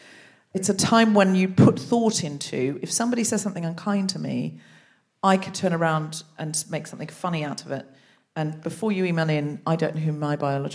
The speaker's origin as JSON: {"language": "English", "town": "Gold Coast", "region": "Queensland", "country": "Australia", "said": "I'm from the Gold Coast. I'm from Muriel. Have you seen Muriel's Wedding? I'm from there."}